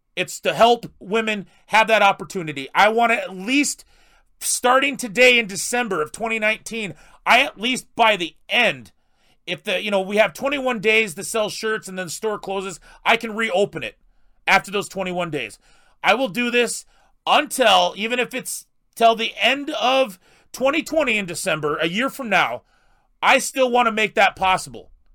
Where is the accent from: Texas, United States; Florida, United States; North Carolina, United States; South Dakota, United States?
South Dakota, United States; I'm a South Dakota guy. I, I grew up in South Dakota